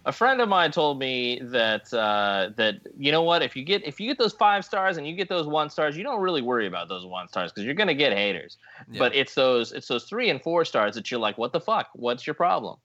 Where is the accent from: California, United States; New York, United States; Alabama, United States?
California, United States; San Diego; San Diego, California, my hometown